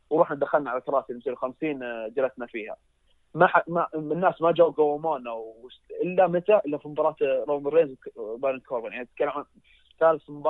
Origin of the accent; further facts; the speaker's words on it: Saudi Arabia; انا كشخص سعودي واجي احضر عروض سعوديه